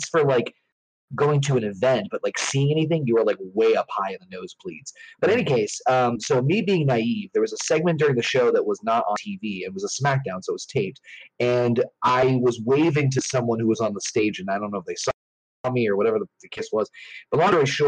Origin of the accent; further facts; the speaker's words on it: Boston, Massachusetts, United States; I'm from the Boston, Massachusetts area